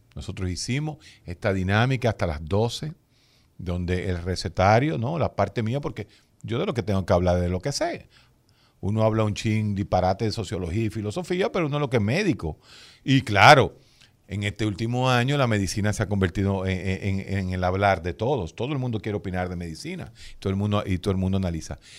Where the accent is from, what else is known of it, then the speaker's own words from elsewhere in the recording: Santo Domingo, Distrito Nacional, Dominican Republic; yo nací atrás de la casa de Balaguer, exactamente, a dos cuadras de Balaguer. En los años, yo me crié ahí en Gacue, ahí en la, calle Caunabo con Ángel Perdomo